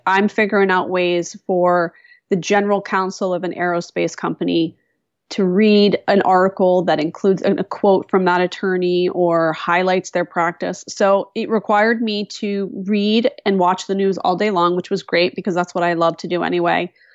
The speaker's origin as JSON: {"language": "English", "town": "West Chester", "region": "Pennsylvania", "country": "United States", "tie": "born or raised there", "also_born_or_lived": "Phoenixville, Pennsylvania", "moved": "yes", "said": "raised in a town called Westchester, Pennsylvania, which is a suburb of Philadelphia"}